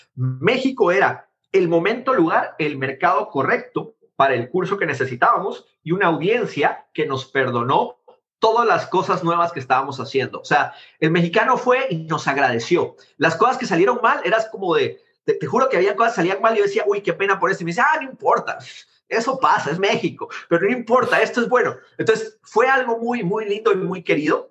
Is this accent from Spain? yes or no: no; Guatemala; moved away as an adult; now in United States; haber nacido en Guatemala